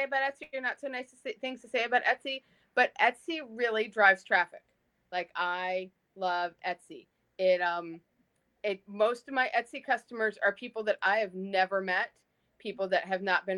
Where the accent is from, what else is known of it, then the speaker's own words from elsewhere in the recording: New Jersey, United States; I grew up in South Jersey